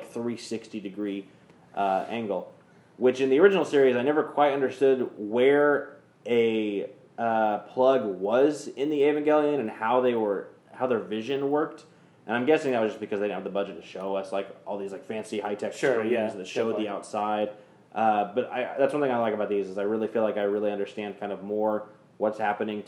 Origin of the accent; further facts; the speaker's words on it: Kansas, United States; now in Texas, United States; right now we live in Texas now, but we're from Kansas